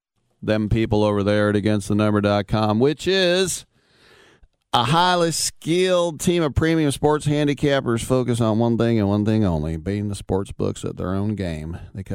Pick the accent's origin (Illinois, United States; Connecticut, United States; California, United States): California, United States; Oakland; accent: Oakland; Sorry, I let my Oakland accent get the best of me.